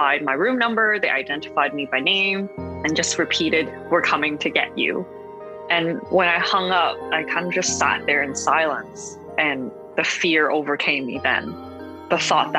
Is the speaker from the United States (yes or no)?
no; Hong Kong; now in Canada; I am a Hong Konger Canadian, so I was raised in Hong Kong.